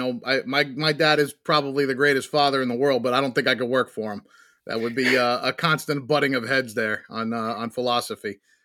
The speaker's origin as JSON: {"language": "English", "region": "New York", "country": "United States"}